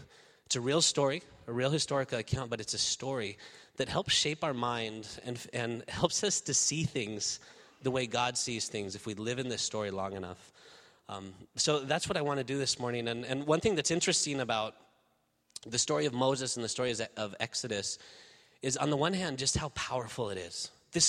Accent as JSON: {"language": "English", "country": "Spain", "tie": "born or raised there", "moved": "as an adult", "lives_now": "United States", "said": "I was born in the United States, but actually raised in Spain. My wife is here. She's from Spain. And we actually came to the States about 4 years ago"}